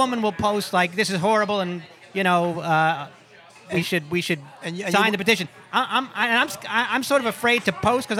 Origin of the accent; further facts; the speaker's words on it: Stamford, Connecticut, United States; I'm from Stanford, Connecticut